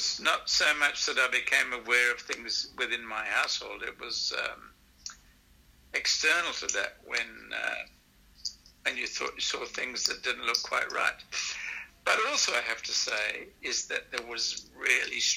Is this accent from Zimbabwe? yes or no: yes; Zimbabwe; moved away as an adult; also born or lived in Manchester / Botswana / South Africa; now in Brisbane, Australia; growing up in Zimbabwe